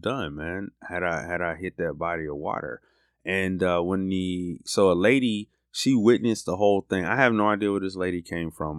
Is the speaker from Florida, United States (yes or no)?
yes; Florida, United States; now in Birmingham, United States; I'm from Florida